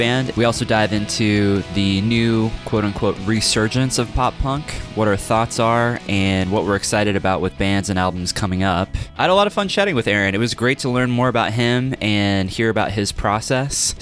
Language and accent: English; Kansas City, United States; now in Lawrence, Kansas, United States; I'm actually in Kansas. So I'm from Kansas City